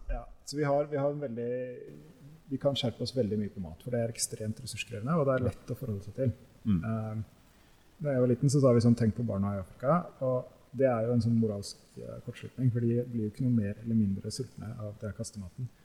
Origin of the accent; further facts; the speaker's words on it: Norway; som nordmenn i dag